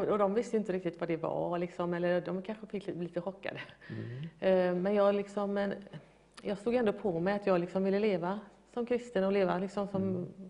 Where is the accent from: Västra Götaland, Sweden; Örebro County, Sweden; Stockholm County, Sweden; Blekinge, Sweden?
Västra Götaland, Sweden; Gothenburg; jag får nog kalla mig för urgöteborgare